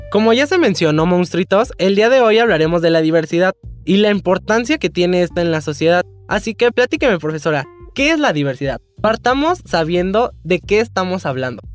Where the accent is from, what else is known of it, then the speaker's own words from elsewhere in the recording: Mexico; que tenemos una nacionalidad igual, somos mexicanos